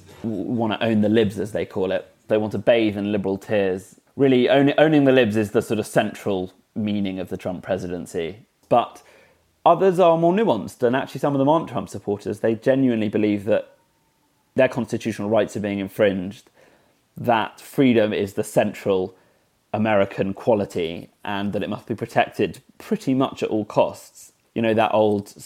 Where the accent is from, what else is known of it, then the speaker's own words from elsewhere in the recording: United Kingdom; as a Brit